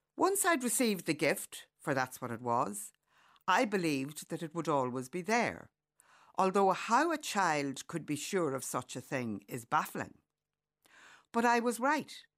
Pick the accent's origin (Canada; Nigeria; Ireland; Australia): Ireland; County Monaghan; Growing up in County Monaghan